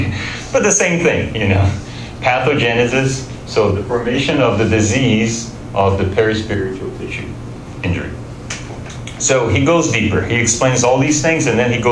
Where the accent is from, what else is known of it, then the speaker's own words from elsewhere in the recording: Brazil; we're all from Brazil